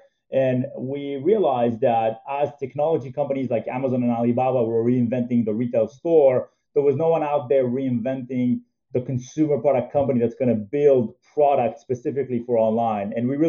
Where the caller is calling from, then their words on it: New York, United States; I'm calling in from New York. Been here through the entire pandemic and very productive working from home.